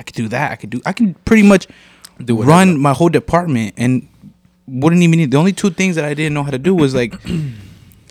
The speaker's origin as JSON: {"language": "English", "town": "Rockford", "region": "Illinois", "country": "United States", "tie": "born or raised there", "said": "I was born and raised in Rockford."}